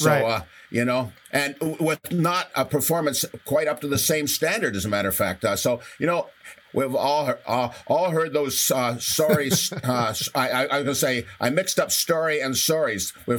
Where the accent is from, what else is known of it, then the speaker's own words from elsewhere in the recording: St. Catharines, Ontario, Canada; I started at age 8, and I started in the shop that Hugh McPherson had in St. Catharines at 231 Lake Street.